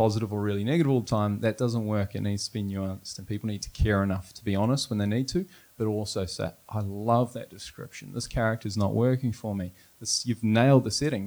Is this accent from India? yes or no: no; New Zealand; moved away; also born or lived in Canada; I'm from New Zealand